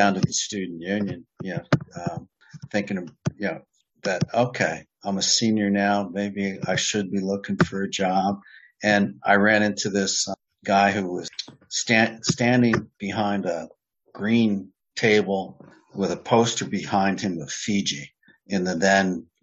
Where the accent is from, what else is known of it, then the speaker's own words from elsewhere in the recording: New York, United States; I'm from New York State as well